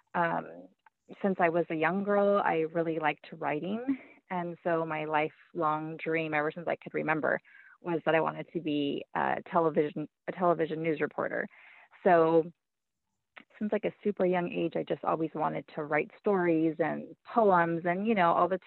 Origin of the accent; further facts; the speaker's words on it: Baldwin Park, California, United States; I grew up in Baldwin Park, which is a city like outside of Los Angeles